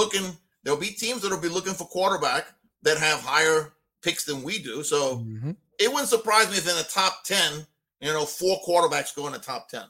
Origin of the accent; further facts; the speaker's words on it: New Orleans, Louisiana, United States; we're from New Orleans